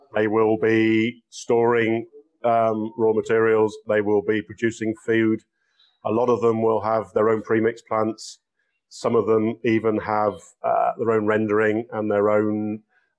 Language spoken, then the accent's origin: English; England, United Kingdom; moved away as an adult; Growing up in England